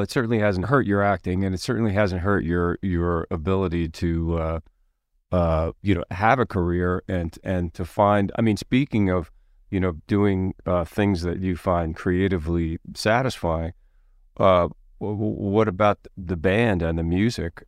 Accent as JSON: {"language": "English", "town": "Philadelphia", "region": "Pennsylvania", "country": "United States", "tie": "born or raised there", "said": "I was growing up in Philadelphia"}